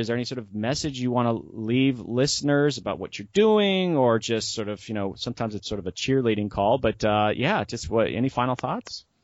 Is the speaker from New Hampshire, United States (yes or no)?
no; Florida, United States; I'm a coastal guy. I'm from Florida